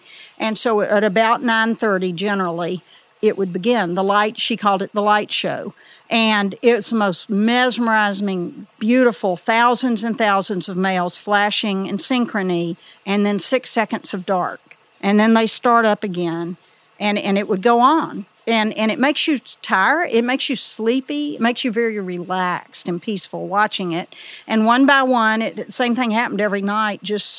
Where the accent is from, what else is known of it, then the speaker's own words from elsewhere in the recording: Elkmont, Tennessee, United States; they knew I was from Elkmont